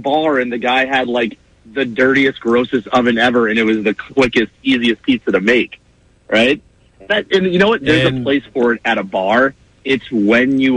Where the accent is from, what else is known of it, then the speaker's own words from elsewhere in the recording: Billerica, Massachusetts, United States; I'm from Billerica, Chelmsford area